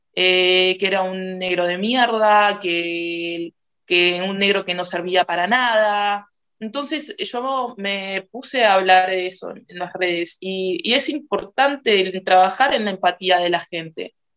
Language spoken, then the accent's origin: Spanish; Uruguay; yo soy una mujer negra uruguaya